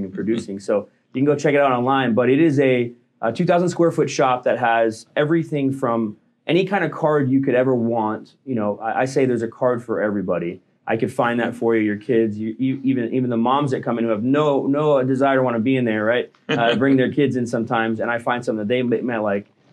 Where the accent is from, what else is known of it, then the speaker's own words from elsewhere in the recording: St. Louis, Missouri, United States; now in Florida, United States; I grew up in St. Louis, Missouri, and then I moved to Florida